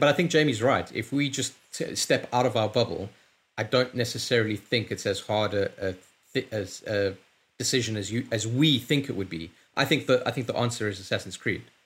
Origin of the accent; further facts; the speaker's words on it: London, United Kingdom; I'm from London